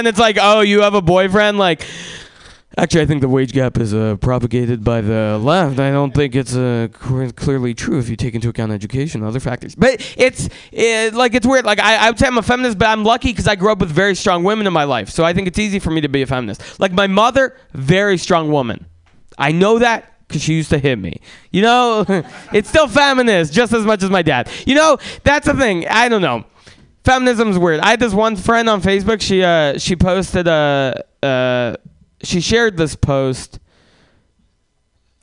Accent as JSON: {"language": "English", "town": "San Francisco", "region": "California", "country": "United States", "tie": "born or raised there", "also_born_or_lived": "Russia", "said": "I was born in Russia. And family could have moved anywhere in America. So I asked my mom, like, why did we choose to move to San Francisco?"}